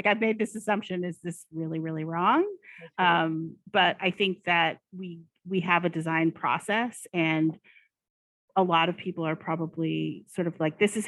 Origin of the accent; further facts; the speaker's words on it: Oregon, United States; I grew up in Oregon